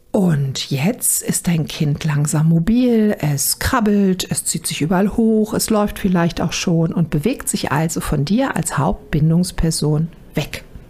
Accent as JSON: {"language": "German", "country": "Germany", "also_born_or_lived": "Düsseldorf area, North Rhine-Westphalia", "said": "bei uns in Deutschland"}